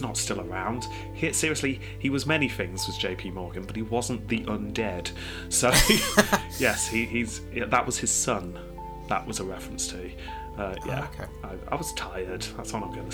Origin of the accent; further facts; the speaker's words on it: United Kingdom; as a British person